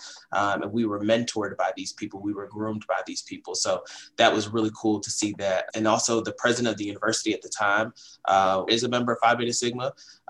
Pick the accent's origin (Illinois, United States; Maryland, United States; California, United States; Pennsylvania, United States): Maryland, United States; Baltimore; I'm from the greater Baltimore area. I love my hometown, you know, from the west side of Baltimore